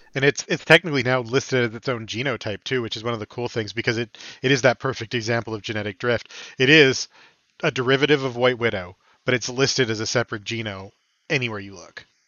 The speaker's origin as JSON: {"language": "English", "country": "Canada"}